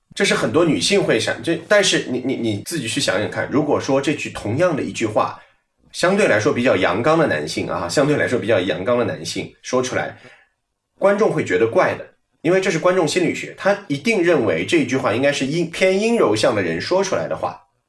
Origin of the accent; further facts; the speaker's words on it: Hangzhou, Zhejiang, China; 我在研究生毕业以后就回了杭州，因为我本身是杭州人，在杭州呢，播了大概有